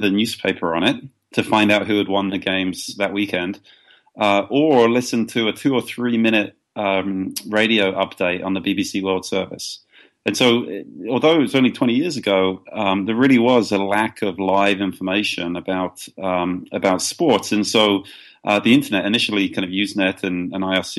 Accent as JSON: {"language": "English", "town": "Brighton", "region": "South East England", "country": "United Kingdom", "tie": "born or raised there", "said": "my hometown of Brighton, England"}